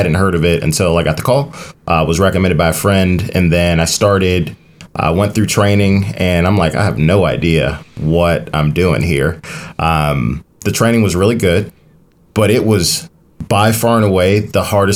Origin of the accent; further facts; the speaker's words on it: Maywood, Illinois, United States; I'm from Maywood, Illinois.